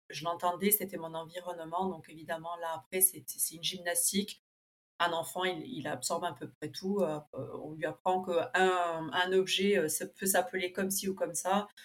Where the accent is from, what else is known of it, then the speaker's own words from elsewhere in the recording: Buenos Aires, Argentina; j'ai 35 ans, donc je suis née en Argentine à Buenos Aires, d'un papa argentin et d'une maman allemande prof d'allemand. Donc en fait, je me suis, j'ai toujours été scolarisée dans une école germano-argentine, puis ensuite franco-allemande.